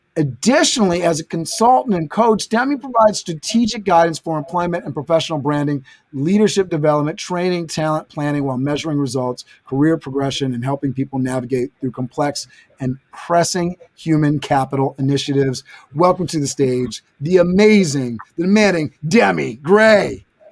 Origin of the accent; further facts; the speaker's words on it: Westchester, New York, United States; We, we checking in from Westchester. That's my place, my hometown